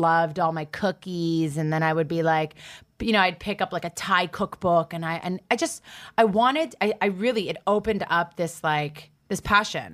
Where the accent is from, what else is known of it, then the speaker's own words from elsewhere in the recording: Toronto, Ontario, Canada; moved away as an adult; now in New York, United States; I grew up in Toronto, which is one of the most multicultural cities in the world